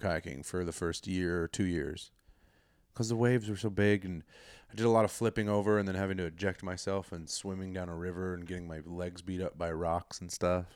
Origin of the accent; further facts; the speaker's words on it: Colorado, United States; I'm from a small, safe little town in Colorado